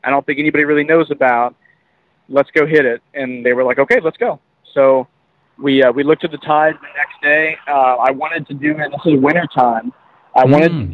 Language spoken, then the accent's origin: English; Redington Beach, Florida, United States; moved away as an adult; also born or lived in Hawaii; I grew up in a place called Reddington Beach, which is in the St. Petersburg area, but on the beach side